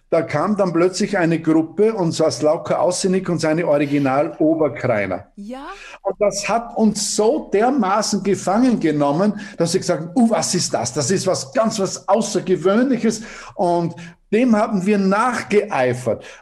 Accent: Paldau, Styria, Austria; Ja, also wir sind in Paldau aufgewachsen.

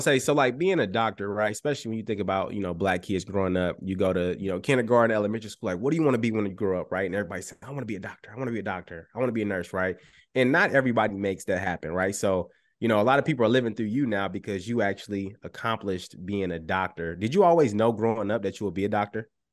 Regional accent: Chicago, Illinois, United States; I grew up in Chicago

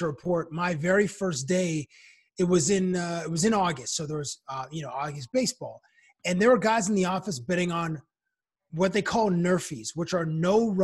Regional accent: Toronto, Ontario, Canada; moved away as an adult; now in United States; being a Canadian working in the United States

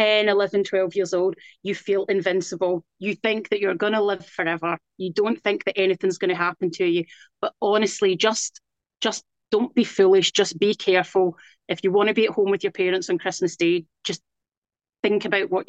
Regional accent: west coast of Scotland, United Kingdom; now in South East England, United Kingdom; I'm from Scotland, I'm from the west coast of Scotland

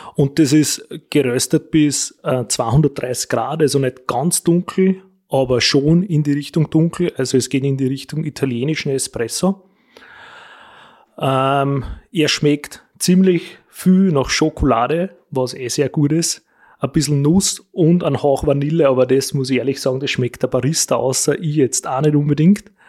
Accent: Wolkersdorf, Lower Austria, Austria; bei uns in Wolkersdorf

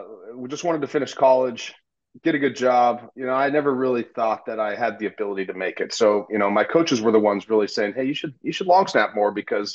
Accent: Southern California, United States; Well, I grew up a Rams fan growing up in Southern California.

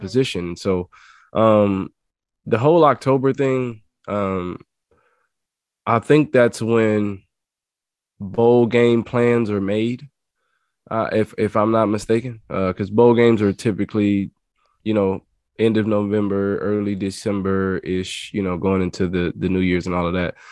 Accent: Louisiana, United States; I'm from Louisiana and, uh, I was recruited by Coach Dykes when he was at La Tech.

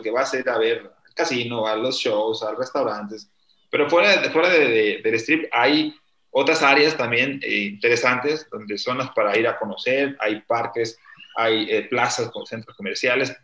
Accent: Mexico; mi país

